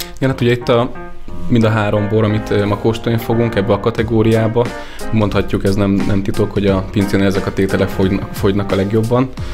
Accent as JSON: {"language": "Hungarian", "town": "Nyíregyháza", "region": "Szabolcs-Szatmár-Bereg", "country": "Hungary", "tie": "born or raised there", "said": "nyíregyházi származású vagyok"}